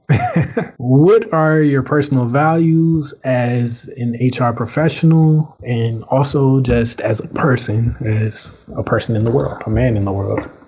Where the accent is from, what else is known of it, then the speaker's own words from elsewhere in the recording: Surry County, Virginia, United States; moved away as an adult; also born or lived in Brooklyn, New York; I'm from Surrey County, Virginia.